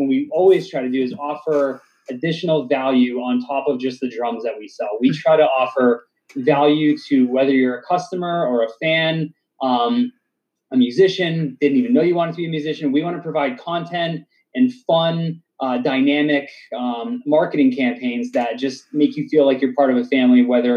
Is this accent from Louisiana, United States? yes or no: no; Dudley, Massachusetts, United States; also born or lived in Southbridge, Massachusetts; I grew up in Dudley and I still live in Dudley